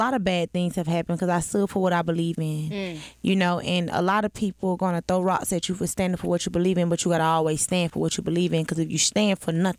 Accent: Atlanta, Georgia, United States; I'm from the South Side, Cleveland Avenue bound.

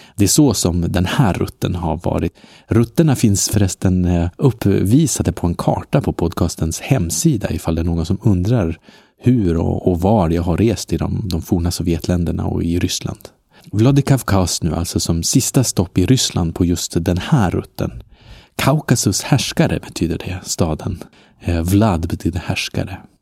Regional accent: Norrland, Sweden; i Norrland, eh, där jag är ifrån, som man kanske hör då och då på mitt uttal

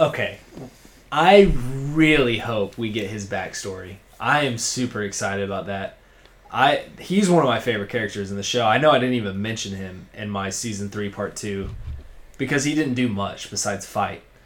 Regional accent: Georgia, United States; I'm from Georgia, folks. I'm pretty country

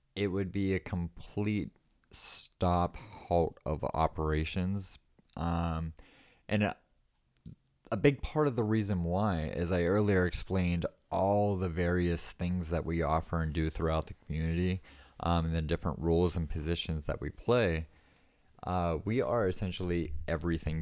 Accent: East Coast, United States; moved away as an adult; now in Bisbee, United States; I was born and raised on the East Coast

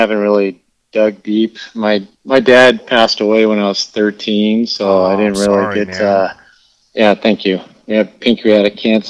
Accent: Escondido, California, United States; also born or lived in Minnesota; I was born in Escondido, which is, like, 30 miles north of San Diego. And when I was 6 years old, we were transferred back to Minnesota, and we lived there for 9 months

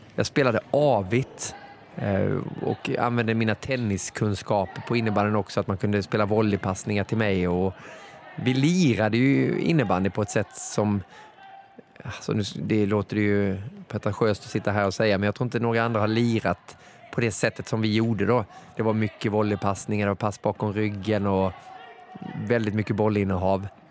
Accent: Moheda, Kronoberg County, Sweden; moved away; also born or lived in Gothenburg; Jag är uppväxt i Moheda, det ligger två mil utanför Växjö i Småland.

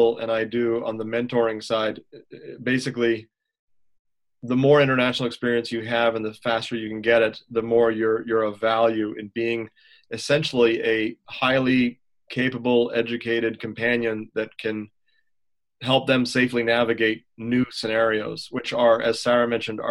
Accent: Montreal, Quebec, Canada; also born or lived in United States; as a Quebecer, I'm born in Montreal, but I got all my ratings in the U.S., so I, even though I'm Canadian

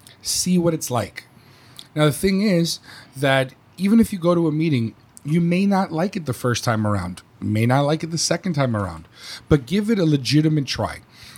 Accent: New York, United States; moved away; As a New Yorker or a former New Yorker, we're very not short-tempered, but we're all about the getting to the point, okay?

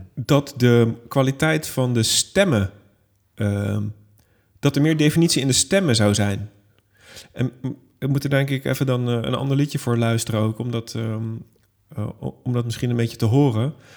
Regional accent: Netherlands; ik als Hollander

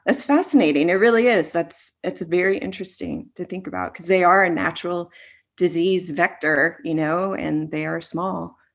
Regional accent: Florida, United States; growing up in Florida

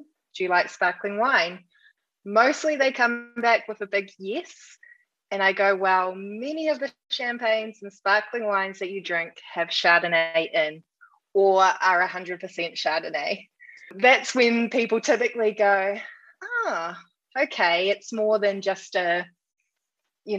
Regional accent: New Zealand; I'm from New Zealand

